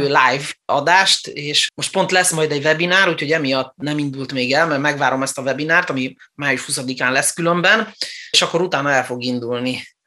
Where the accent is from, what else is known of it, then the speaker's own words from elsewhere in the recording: Transylvania, Romania; moved away; also born or lived in Germany; Erdélyben születtem, és olyan városban nőttem fel, ahol román óvodába, román iskolába jártam, egészen a hetedik osztályig